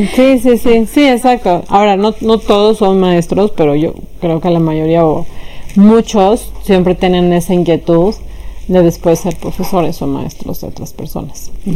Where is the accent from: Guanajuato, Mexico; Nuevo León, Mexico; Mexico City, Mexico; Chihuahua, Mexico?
Mexico City, Mexico; yo nací en la Ciudad de México y crecí también ahí, en concreto en Álvaro Obregón